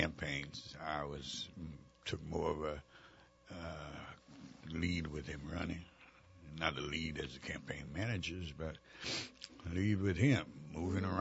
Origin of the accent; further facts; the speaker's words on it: New Orleans, Louisiana, United States; I grew up in the Treme